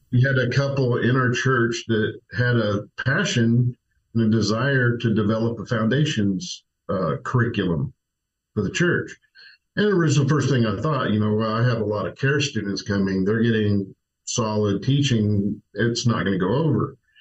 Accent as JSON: {"language": "English", "town": "Tulsa", "region": "Oklahoma", "country": "United States", "tie": "born or raised there", "moved": "yes", "said": "grew up in Tulsa"}